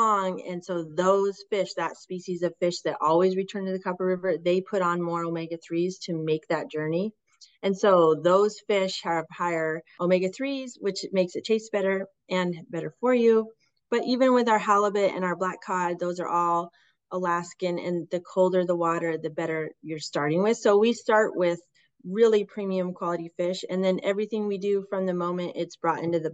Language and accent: English; West Coast, United States; growing up on the West Coast as fishermen